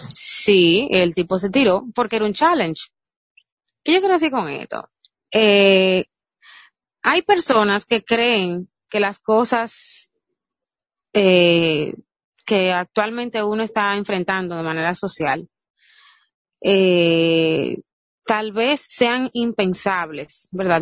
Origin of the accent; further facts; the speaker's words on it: Dominican Republic; nosotros como dominicanos